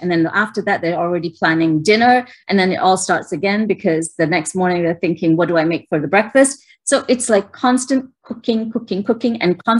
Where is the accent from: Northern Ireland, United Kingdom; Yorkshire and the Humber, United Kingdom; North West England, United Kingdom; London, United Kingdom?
London, United Kingdom; moved away; Growing up in London